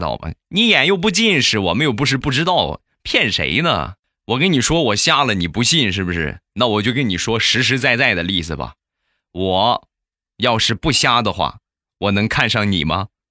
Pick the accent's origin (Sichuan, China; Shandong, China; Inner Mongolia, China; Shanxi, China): Shandong, China; Rizhao; 有我们家乡特产的日照绿茶